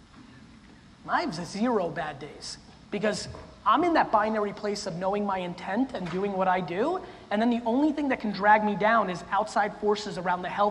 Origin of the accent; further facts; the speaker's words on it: Russia; I was born in Russia, in the former Soviet Union